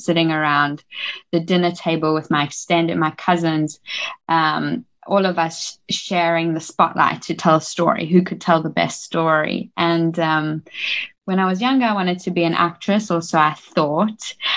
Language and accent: English; Johannesburg, Gauteng, South Africa; moved away as an adult; also born or lived in New York, United States / Los Angeles, United States; I was born in South Africa my whole life, raised in Johannesburg, and my parents are South African